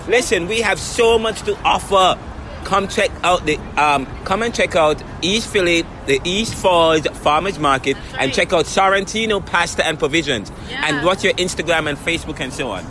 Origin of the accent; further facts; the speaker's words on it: Jamaica; now in Philadelphia, United States; I am from Jamaica as well